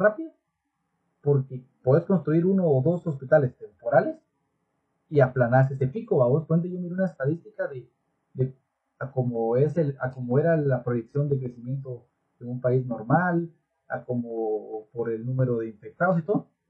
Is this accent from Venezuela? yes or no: no; Guatemala; como buenos chapines